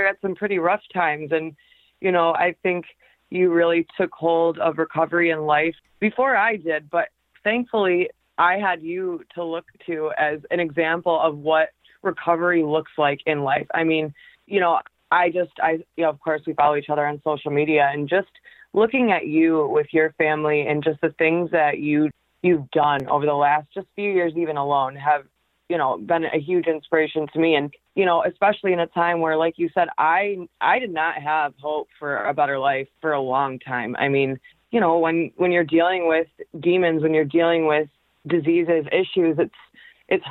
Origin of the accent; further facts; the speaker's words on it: Michigan, United States; also born or lived in Macomb, Michigan; I am actually from Michigan. I live in a little suburb called Macomb, about a half hour outside of Detroit